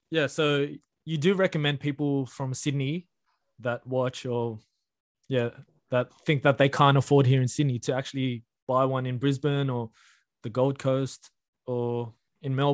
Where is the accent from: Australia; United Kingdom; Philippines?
Philippines; We're from the Philippines, and um, it COVID has taken that that um, country.